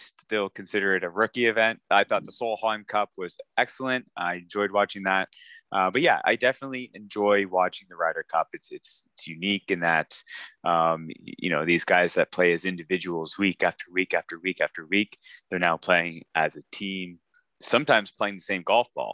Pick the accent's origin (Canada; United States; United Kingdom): Canada; me being Canadian